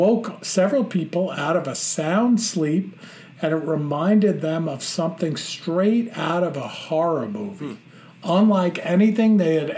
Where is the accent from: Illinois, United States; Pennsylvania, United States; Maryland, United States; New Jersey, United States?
New Jersey, United States; I'm originally from Essex County in New Jersey.